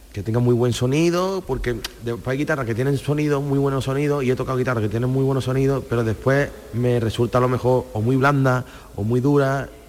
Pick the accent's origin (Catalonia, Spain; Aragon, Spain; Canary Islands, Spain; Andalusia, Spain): Andalusia, Spain; Cañete la Real; also born or lived in Málaga; lo llevé a mi pueblo, aunque yo soy de Cañón de la Real